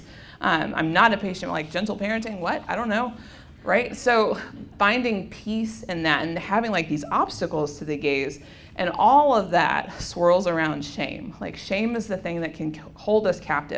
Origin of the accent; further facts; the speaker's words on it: Memphis, Tennessee, United States; moved away as an adult; also born or lived in Dodge City, Kansas; just growing up in the Diocese of Memphis